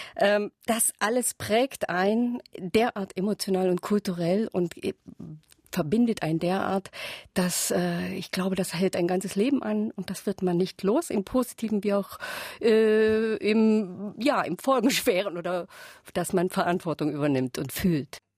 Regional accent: Saxony, Germany; Ich lebe äh, seit sozusagen ein halbes Jahrhundert hier in Sachsen

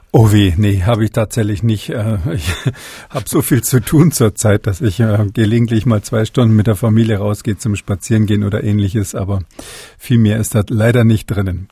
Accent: Germany; bei uns in Deutschland

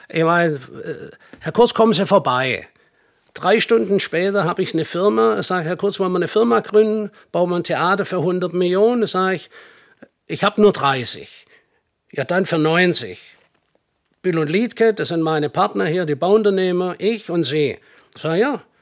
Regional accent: Swabia, Germany; now in United States; ich bin in Amerika zu Hause, aber ich komme eigentlich aus dem Schwabenland.

